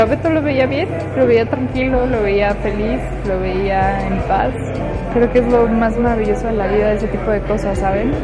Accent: Mexico City, Mexico; yo soy originaria de la Ciudad de México

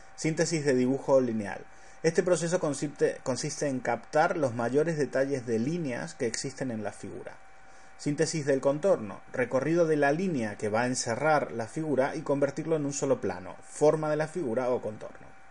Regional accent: Argentina; soy argentino

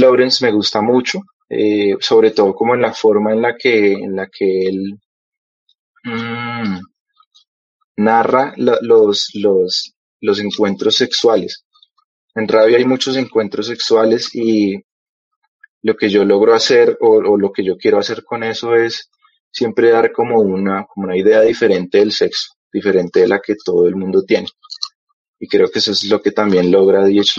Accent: Bogotá, Colombia; also born or lived in Cali; yo nací en Cali, digamos que fui desterrado de, esa tierra. y eh, me trajeron acá desde muy, muy pequeño a Bogotá, a la capital.

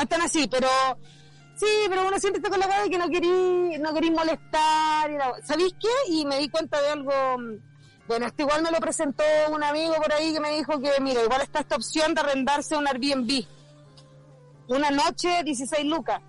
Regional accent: Chile

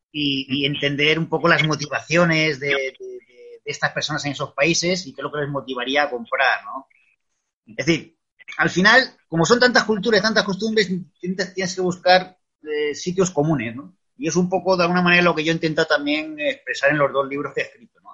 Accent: Extremadura, Spain; moved away as an adult; also born or lived in Madrid; he vuelto lo que es la tierra, mi tierra, que es Extremadura

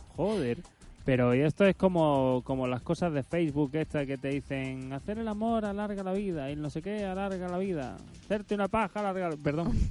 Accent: Andalusia, Spain; now in Madrid, Spain; yo soy andaluz

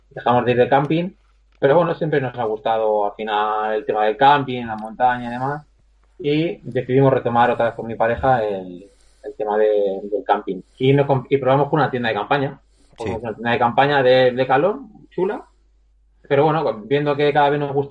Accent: Madrid, Community of Madrid, Spain; nosotros somos de Madrid

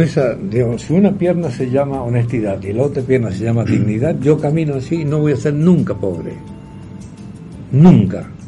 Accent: Argentina; Como argentino

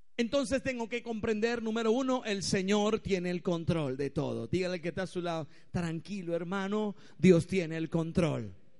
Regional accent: Venezuela; Si hoy nosotros como venezolanos

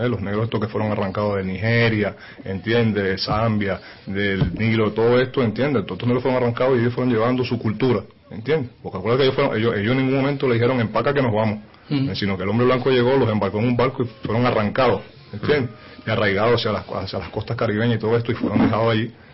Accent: Caracas, Capital District, Venezuela; vengo de Caracas, Venezuela

